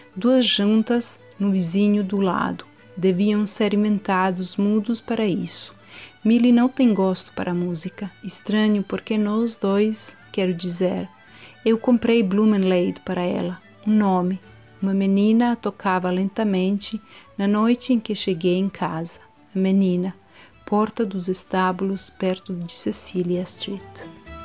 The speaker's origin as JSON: {"language": "Portuguese", "country": "Montenegro", "said": "sou de Montenegro"}